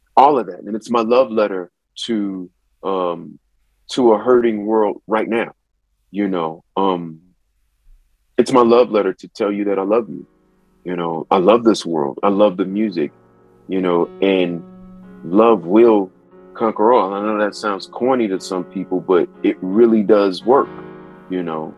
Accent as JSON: {"language": "English", "town": "Akron", "region": "Ohio", "country": "United States", "tie": "born or raised there", "also_born_or_lived": "Atlanta, Georgia", "said": "it's in my hometown too"}